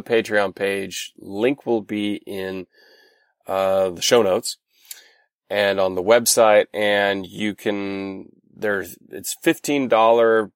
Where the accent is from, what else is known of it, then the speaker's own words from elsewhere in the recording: North Rhine-Westphalia, Germany; I'm from Westfalen.